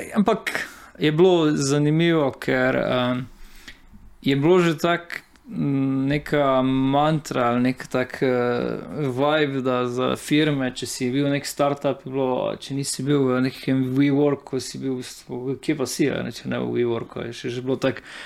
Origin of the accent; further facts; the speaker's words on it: Slovenia; sem pač začel delati kot uh, eh, slovenc v slovenskem podjetju za tuje naročnike